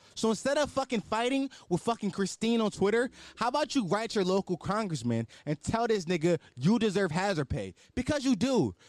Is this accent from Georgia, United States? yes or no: no; Philadelphia, Pennsylvania, United States; I'm from West Oak Lane.